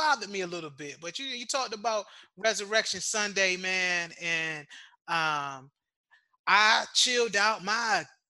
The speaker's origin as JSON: {"language": "English", "town": "Norfolk", "region": "Virginia", "country": "United States", "moved": "as an adult", "lives_now": "Washington, D.C., United States", "said": "I'm from Norfolk, Virginia. So, of course, I'm going to say Hampton. But I'm a DC resident."}